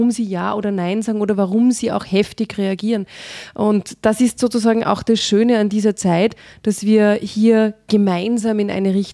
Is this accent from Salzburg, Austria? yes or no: yes; Salzburg, Austria; ich bin ja in Salzburg groß geworden und mhm. das ist ja direkt an der Grenze zu Deutschland